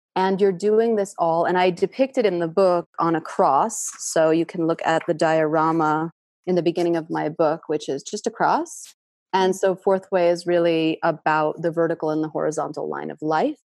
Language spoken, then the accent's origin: English; New York City, New York, United States; a tenement part of Queens with a lot of immigrants. My family had just immigrated from Russia a month before I was born